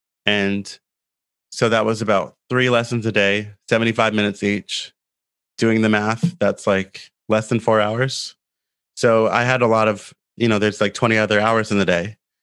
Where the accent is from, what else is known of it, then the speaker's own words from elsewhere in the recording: Canada; moved away as an adult; now in Asia; I'm from Canada